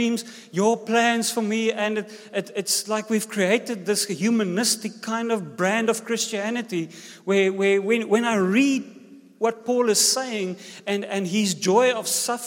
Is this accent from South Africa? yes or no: yes; South Africa; first language Afrikaans; English is a second language; also born or lived in George, South Africa